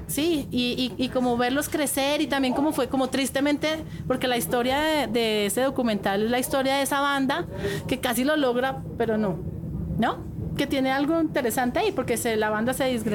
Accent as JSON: {"language": "Spanish", "country": "Colombia", "said": "te ven a ti como colombiano"}